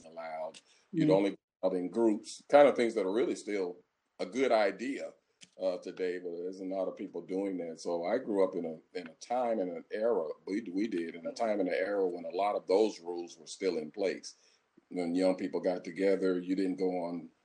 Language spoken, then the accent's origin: English; St. Louis, Missouri, United States; I'm from St. Louis, Missouri, right from the middle of the United States